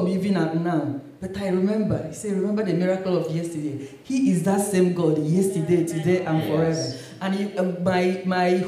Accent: Nigeria; moved away as an adult; now in United Kingdom; I grew up in Nigeria and I was a Christian, Pentecostal

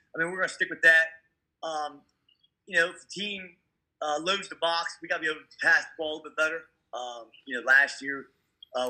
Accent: Queen Anne's County, Maryland, United States; From Queen Anne. I played high school at Queen Anne's County. Graduated in 99.

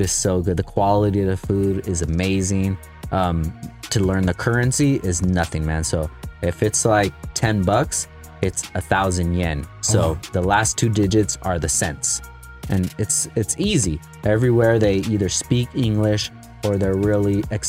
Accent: California, United States; I'm from California

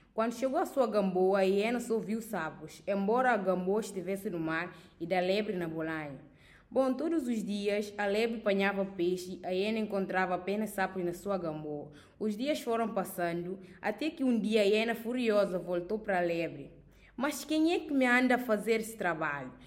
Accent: Guinea-Bissau; sou da Guiné-Bissau

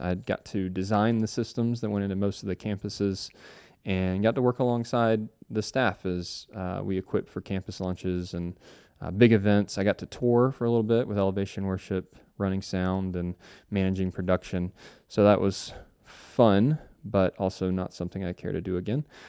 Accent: Cincinnati, Ohio, United States; now in Charlotte, United States; I grew up in Cincinnati, Ohio, and now reside in Charlotte, North Carolina

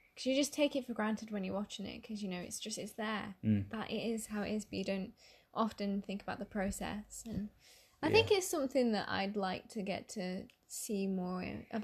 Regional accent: United Kingdom; we're British.

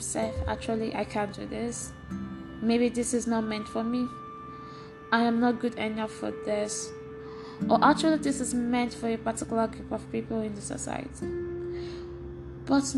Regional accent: eastern Nigeria, Nigeria; moved away; I grew up in Nigeria, at the eastern part of Nigeria, with my siblings

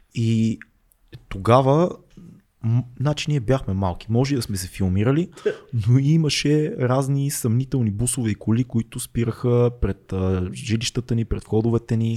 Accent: Sofia, Sofia City, Bulgaria; accent: Shop; also born or lived in Burgas; ще отговоря като шоп

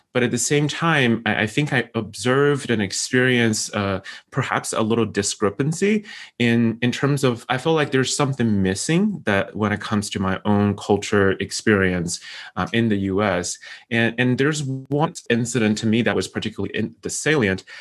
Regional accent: China; moved away as an adult; also born or lived in Syracuse, New York; now in United States; I'm from China

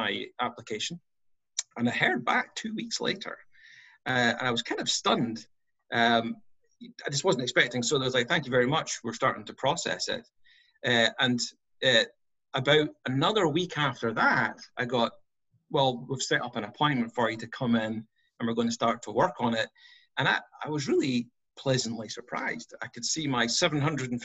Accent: Scotland, United Kingdom; moved away as an adult; now in United States; born and raised in Scotland

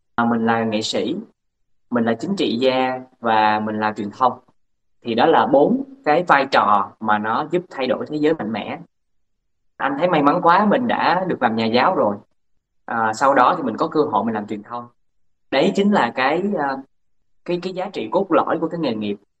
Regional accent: Bến Tre, Vietnam; moved away as an adult; anh ở sinh ra lớn lên ở tỉnh Bến Tre

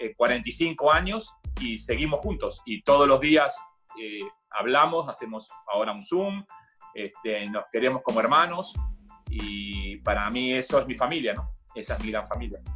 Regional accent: Buenos Aires, Argentina; moved away; also born or lived in New York / Miami; yo nací en, Argentina, en Buenos Aires, eh, en un barrio donde está ubicada la cancha de River Plate

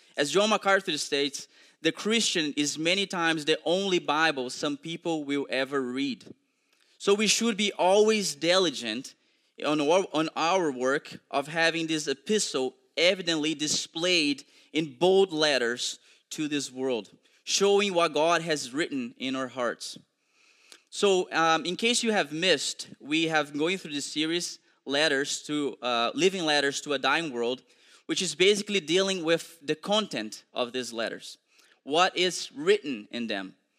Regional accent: Brazil; English is a second language; moved away; I'm also originally from Brazil

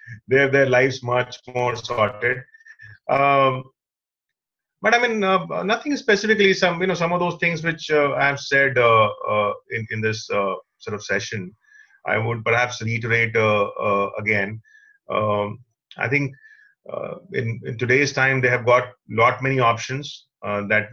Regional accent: Patna, Bihar, India; English is a second language; Even in 12th, people in Patna, of course, we never used to communicate in English

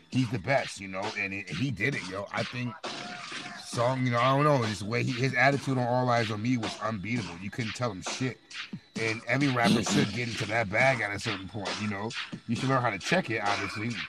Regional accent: Rockford, Illinois, United States; moved away as an adult; now in Wisconsin, United States; I was born in Wisconsin, raised in Rockford, Illinois, and then moved back to Wisconsin when I got older. So I represent both, you know what I'm saying, both areas, both states, both hoods

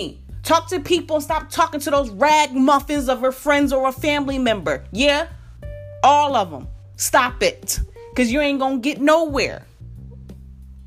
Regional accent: Philadelphia, Pennsylvania, United States; moved away as an adult; now in Atlanta, United States; I'm from Philadelphia and I moved to Atlanta

